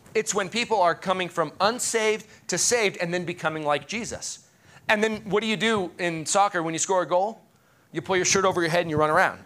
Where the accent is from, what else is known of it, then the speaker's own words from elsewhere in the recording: United States; as an American